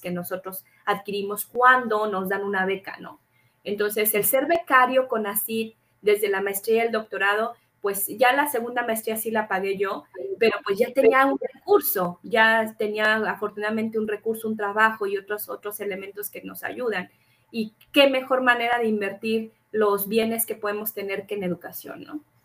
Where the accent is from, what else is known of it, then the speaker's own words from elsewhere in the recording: Durango, Mexico; also born or lived in Mexico City; tuvimos que mudarnos precisamente de la Ciudad de México a Durango